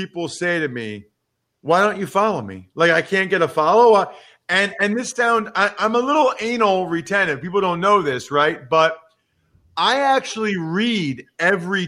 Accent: Reading, Pennsylvania, United States; my hometown of Reading, Pennsylvania

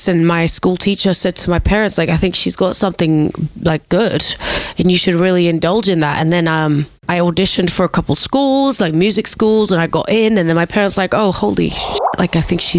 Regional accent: London, United Kingdom; also born or lived in Kosovo; I grew up in London. I'm from a little place called Kosovo, which is in Eastern Europe. And yeah, I was really lucky. I grew up in London.

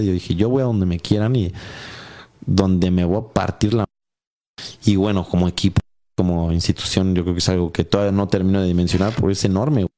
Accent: Mexico; somos puros mexicanos

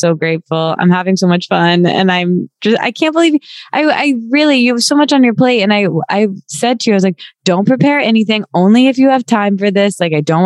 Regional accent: Midwest, United States; now in New York, United States; growing up in the Midwest, barely having ever been to New York. But, you know, here I am living, you know, walking around on Avenue

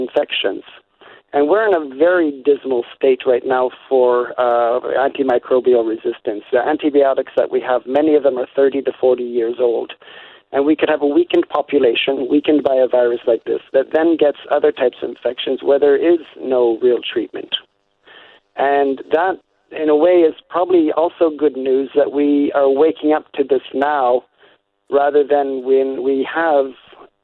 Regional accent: Niagara Peninsula, Ontario, Canada; moved away as an adult; also born or lived in Manitoba; now in Belgium; I grew up in the Niagara Peninsula

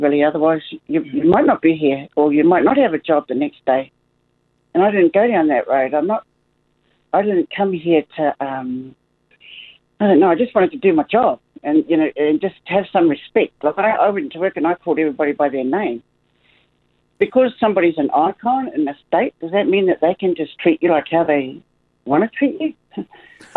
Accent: New Zealand; now in Australia; I'm proud Kiwi. I'm used to the All Blacks and you get all those remarks, I'm used to that. And I'm just so proud to be a New Zealander

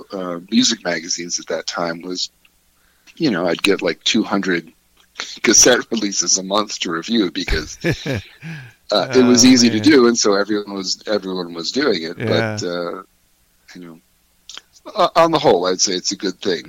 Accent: central Pennsylvania, United States; also born or lived in Philadelphia / New York City; now in Colorado, United States; I grew up in Pennsylvania, central Pennsylvania, as a child, and then lived in Philadelphia for many years, and then New York City before coming out here to Colorado

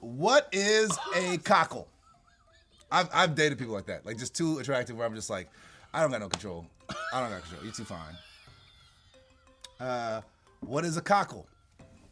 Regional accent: Los Angeles, California, United States; I'm from Crenshaw.

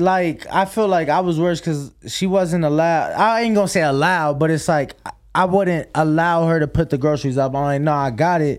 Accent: Chicago, Illinois, United States

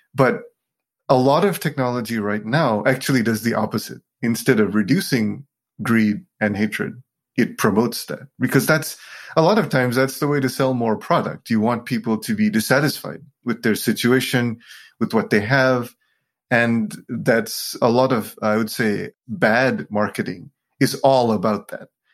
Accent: Sri Lanka; I was born in Sri Lanka to a very Buddhist family.

